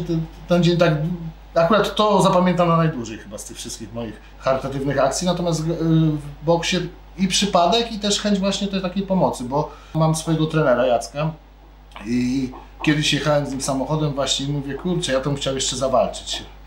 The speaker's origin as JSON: {"language": "Polish", "country": "Poland", "tie": "born or raised there", "said": "urodziłem się w tym kraju, kocham ten kraj"}